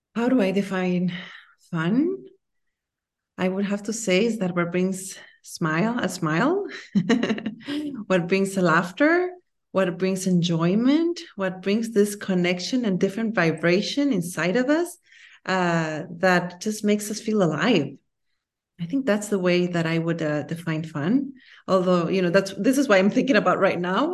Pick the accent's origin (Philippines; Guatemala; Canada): Guatemala; moved away; also born or lived in United States / France / Singapore / Belgium; I'm from Guatemala, and I love my country.